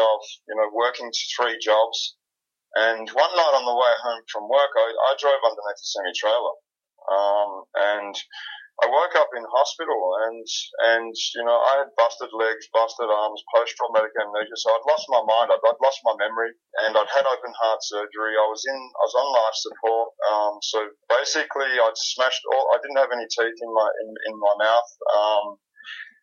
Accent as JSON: {"language": "English", "town": "Melbourne", "region": "Victoria", "country": "Australia", "said": "I'm from Melbourne, Australia."}